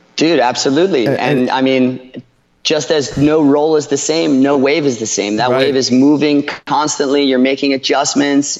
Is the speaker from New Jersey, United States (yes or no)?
yes; Ocean City, New Jersey, United States; moved away as an adult; also born or lived in Costa Rica; now in Panama City, Panama; I grew up in Ocean City.